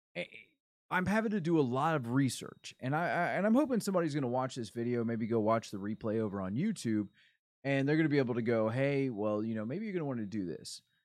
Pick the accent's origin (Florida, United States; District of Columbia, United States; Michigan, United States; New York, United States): Florida, United States; I'm from Florida